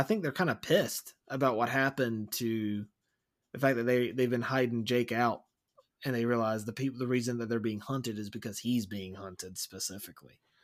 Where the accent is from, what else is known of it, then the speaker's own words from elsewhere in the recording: Wilson, United States; we grew up in Wilson, but I used to go to the beach all the time and I lived there for several years